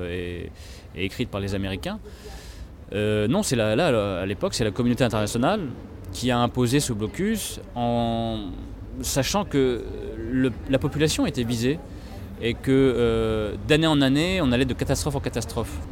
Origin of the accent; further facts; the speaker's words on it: France; toutes les choses qui moi, en tant que petit français, me semblaient effectivement acquises, ce qui était le cas en France